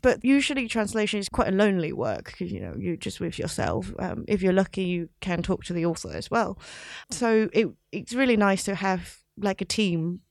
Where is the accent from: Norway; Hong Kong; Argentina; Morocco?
Hong Kong; moved away as an adult; also born or lived in London; I grew up in Hong Kong, but I went to university in London